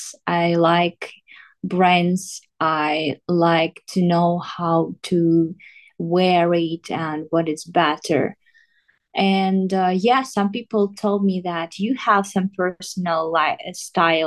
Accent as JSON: {"language": "English", "region": "southern Ukraine", "country": "Ukraine", "also_born_or_lived": "Donetsk", "second_language": "English", "said": "I just went to my home. I'm from south of Ukraine"}